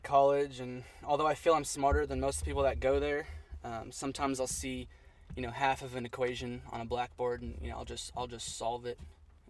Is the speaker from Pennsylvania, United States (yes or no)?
no; Northern California, United States; moved away as an adult; also born or lived in San Angelo, Texas; I was born in Southern California, and then when I was about 2 years old, my family moved to Northern California, and that's kind of where we lived until I turned 18.